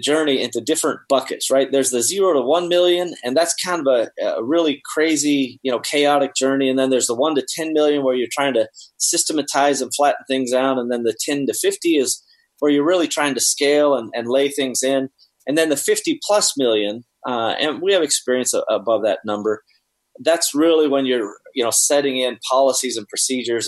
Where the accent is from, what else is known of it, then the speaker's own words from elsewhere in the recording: Seattle, Washington, United States; I'm from Seattle